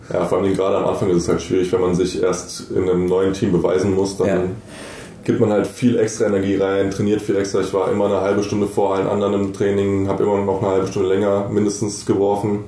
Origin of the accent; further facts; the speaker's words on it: Bonn, North Rhine-Westphalia, Germany; also born or lived in Munich; ich bin jetzt zurück nach Bonn gezogen in meine alte Heimat